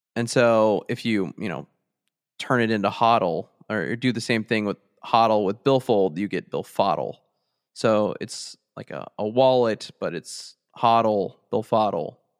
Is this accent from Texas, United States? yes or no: yes; Texas, United States; I'm from Texas